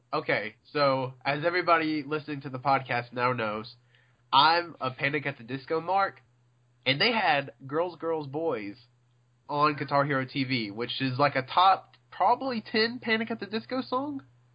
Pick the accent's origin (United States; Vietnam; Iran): United States; the South; I'm from the South.